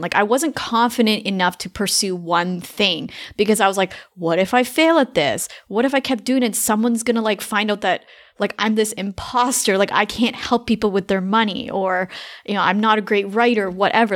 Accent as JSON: {"language": "English", "country": "Canada", "moved": "as an adult", "lives_now": "United States", "said": "I'm Canadian"}